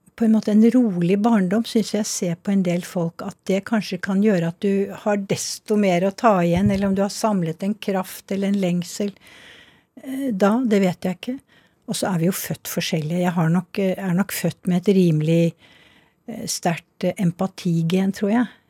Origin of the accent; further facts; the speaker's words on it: Snertingdal, Innlandet, Norway; jeg vokste jo opp delvis i Snertingdal